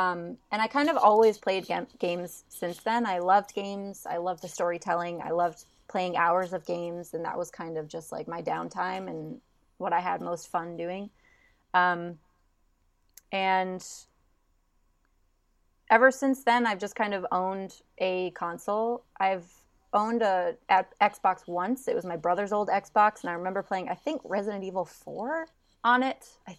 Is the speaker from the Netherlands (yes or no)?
yes; Netherlands; also born or lived in Germany; I grew up in Europe, so most of my life I spent in the Netherlands and Germany.